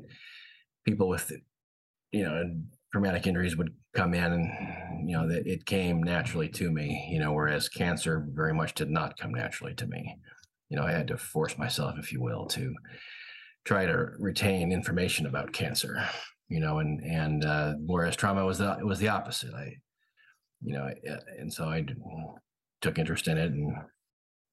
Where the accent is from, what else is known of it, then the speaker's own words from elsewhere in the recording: Northern California, United States; moved away as an adult; also born or lived in St. Louis, Missouri; now in Portland, United States; I grew up in Northern California.